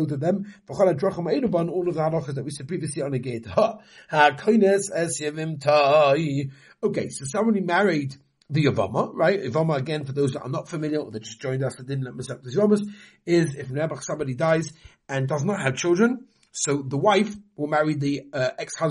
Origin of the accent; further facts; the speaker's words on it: England, United Kingdom; moved away; I'm from England